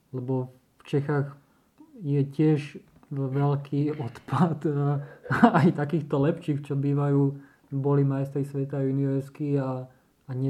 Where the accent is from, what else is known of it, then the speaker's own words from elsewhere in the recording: Slovakia; vtedy to len začínala Slovenská republika. Alebo sme nejak Slováci začali hromadne cestovať tým asi do sveta